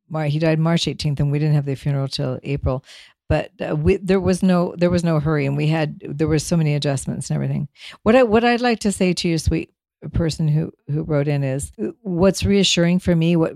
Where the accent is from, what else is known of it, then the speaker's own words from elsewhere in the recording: Denmark; now in United States; there was a street number of a house I lived on when we immigrated from Denmark. It was up in Altadena.